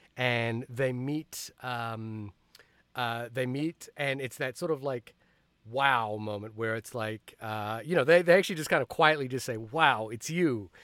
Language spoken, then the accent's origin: English; Fiji; also born or lived in New Zealand; now in United States; I immigrated from Fiji to New Zealand to the United States